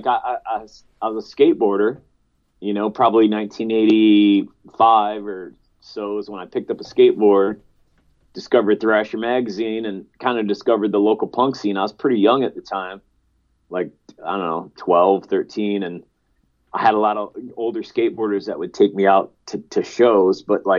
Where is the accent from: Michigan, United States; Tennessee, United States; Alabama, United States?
Michigan, United States; Canton; And we were living with her sister out in Canton, Michigan for a little bit.